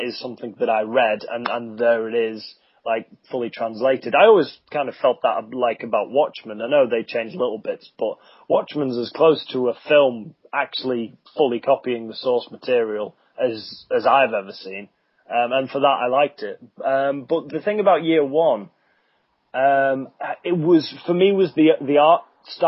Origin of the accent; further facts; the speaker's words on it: United Kingdom; I'm British